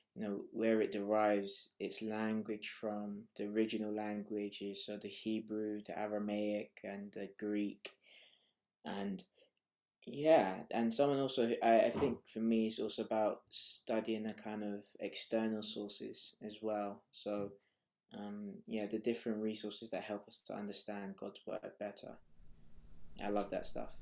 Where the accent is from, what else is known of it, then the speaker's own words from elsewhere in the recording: Nigeria; also born or lived in Harrow / Hackney; now in London, United Kingdom; I am Nigerian